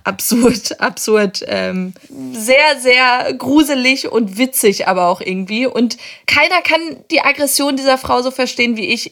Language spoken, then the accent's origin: German; Hamburg, Germany; als Hamburger